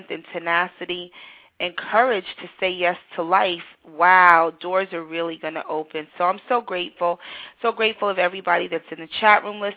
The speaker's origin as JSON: {"language": "English", "town": "New York City", "region": "New York", "country": "United States", "tie": "born or raised there", "said": "growing up in the 80s, with AIDS and growing up in New York City"}